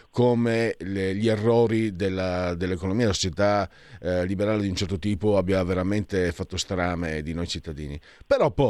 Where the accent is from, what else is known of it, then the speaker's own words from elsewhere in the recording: Veneto, Italy; e io vengo dal Veneto, Friuli, abbiamo questo modo di parlare.